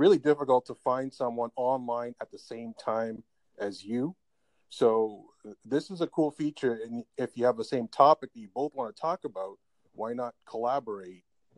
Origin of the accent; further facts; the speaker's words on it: Canada; also born or lived in Toronto area; I'm from Canada